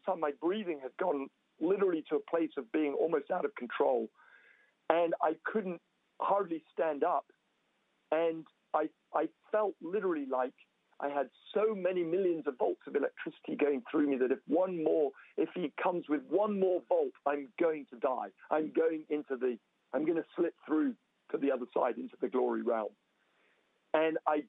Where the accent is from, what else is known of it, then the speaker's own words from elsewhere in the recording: England, United Kingdom; moved away as an adult; now in Toronto, Canada; We are English, you know, and we were living our lives in England.